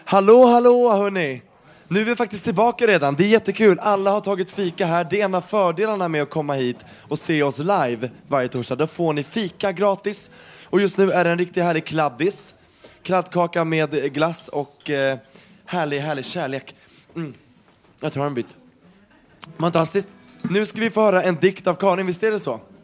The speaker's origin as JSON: {"language": "Swedish", "country": "Sweden", "said": "jag är ju svensk och har växt upp med det här hela tiden"}